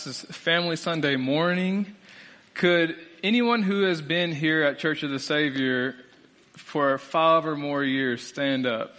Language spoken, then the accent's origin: English; Springfield, Illinois, United States; moved away as an adult; now in Lexington, United States; I'm originally from Springfield, Illinois. And we just moved to Lexington